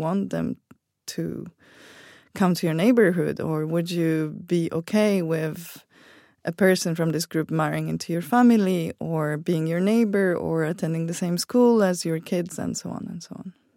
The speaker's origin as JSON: {"language": "English", "country": "Poland", "said": "I come from Poland"}